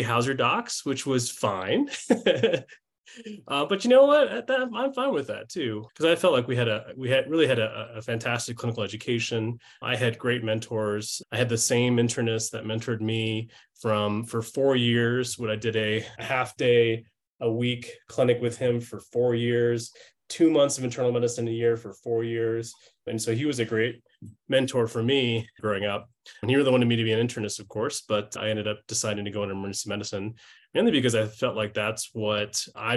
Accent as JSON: {"language": "English", "town": "St. Louis", "region": "Missouri", "country": "United States", "tie": "born or raised there", "said": "I grew up in St. Louis, Missouri"}